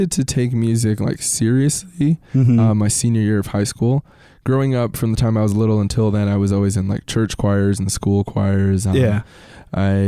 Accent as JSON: {"language": "English", "country": "United States", "tie": "born or raised there", "said": "my sister and I were born here in the States"}